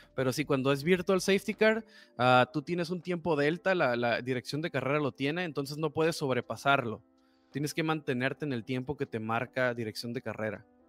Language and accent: Spanish; Tijuana, Baja California, Mexico; como somos de Tijuana